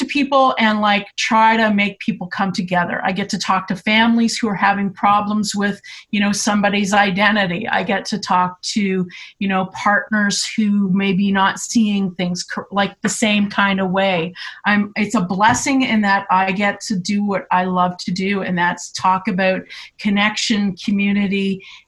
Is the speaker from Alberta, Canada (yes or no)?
yes; Alberta, Canada; moved away as an adult; now in Owen Sound, Canada; I'm originally from Alberta